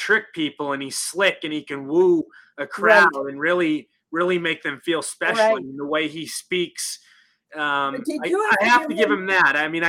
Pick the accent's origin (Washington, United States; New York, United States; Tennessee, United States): Washington, United States; Seattle; also born or lived in Vancouver, British Columbia; now in Palm Springs, United States; I live in Palm Springs, California now, but I'm originally from Seattle.